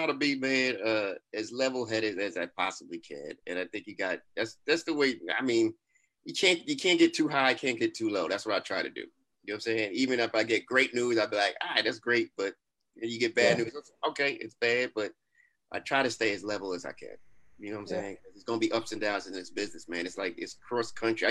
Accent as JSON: {"language": "English", "town": "New York City", "region": "New York", "country": "United States", "said": "I'm from Brooklyn"}